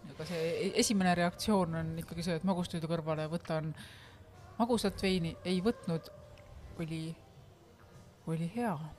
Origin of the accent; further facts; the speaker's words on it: Estonia; ma olen eestlane